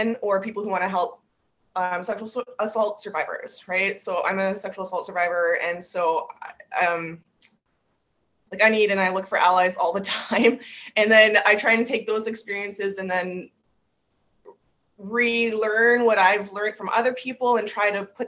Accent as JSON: {"language": "English", "town": "St. Catharines", "region": "Ontario", "country": "Canada", "tie": "born or raised there", "said": "I was born and raised in St. Catharines, Ontario"}